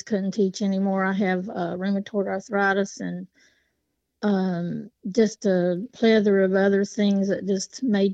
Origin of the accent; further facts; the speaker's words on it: Appalachia, United States; I grew up in Appalachia.